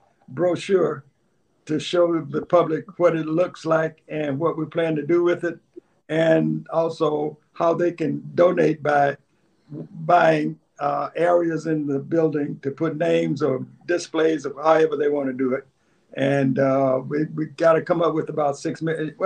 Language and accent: English; Lower Alabama, United States; moved away; we both are from L.A.